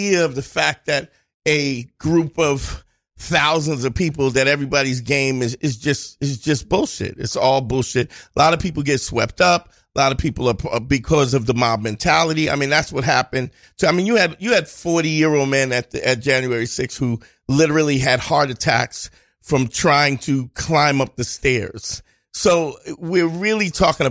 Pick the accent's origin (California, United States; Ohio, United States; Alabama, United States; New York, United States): New York, United States; New York City; I grew up in Crown Heights in the 80s.